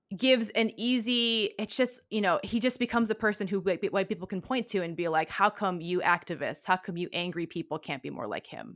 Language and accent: English; Kalamazoo, Michigan, United States; I grew up, I was born in Kalamazoo, Michigan